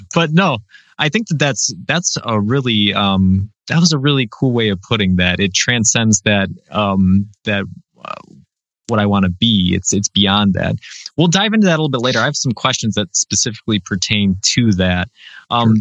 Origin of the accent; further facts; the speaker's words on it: Western New York, United States; I'm from New York, so everybody assumes I'm from the city, but I'm from Western New York